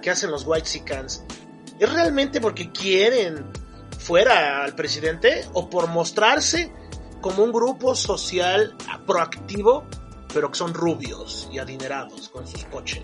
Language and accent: Spanish; Mexico